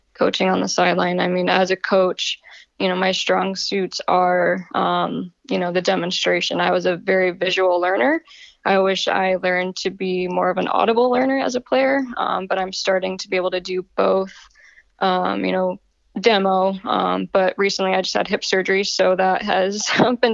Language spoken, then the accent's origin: English; Connecticut, United States; moved away as an adult; also born or lived in Arizona / Los Angeles / Atlanta / Iceland; now in Maryland, United States; I'm originally from Connecticut. I'm a Yankee.